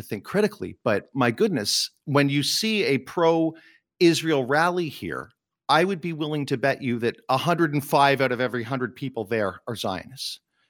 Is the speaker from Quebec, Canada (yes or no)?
yes; Montreal, Quebec, Canada; Now, the Judaism that I grew up in North America, in Montreal, I'm an Anglophone Jew. I am not religious, but it is part of my culture.